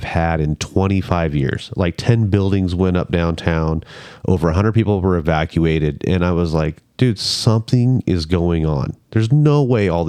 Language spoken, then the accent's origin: English; Northern California, United States; growing up in Northern California